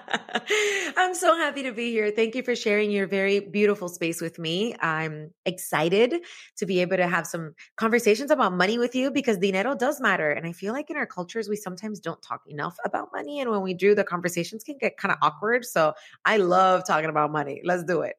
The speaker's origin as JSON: {"language": "English", "country": "Cuba", "tie": "born or raised there", "moved": "yes", "said": "I was born in Cuba, so the whole concept of money was this really confusing thing 'cause we didn't have any"}